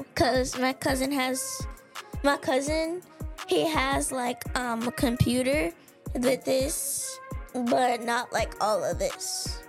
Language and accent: English; Memphis, Tennessee, United States; I come from Memphis, Tennessee, and I'm 9 years old.